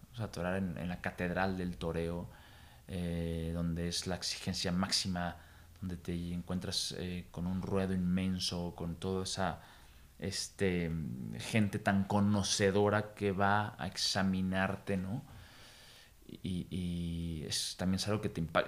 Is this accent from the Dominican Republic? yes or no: no; Mexico; nuestra cultura, de nuestra historia y de nuestra idiosincrasia ya como mexicanos